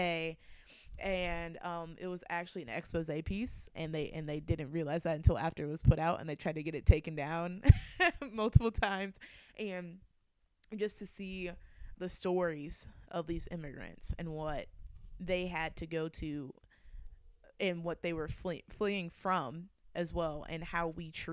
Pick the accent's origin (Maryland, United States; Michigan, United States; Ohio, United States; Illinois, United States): Illinois, United States; Bloomington; moved away; also born or lived in Columbia, Missouri; I always felt kind of isolated growing up in Bloomington Normal, because I was like one of two Black kids that went to my elementary school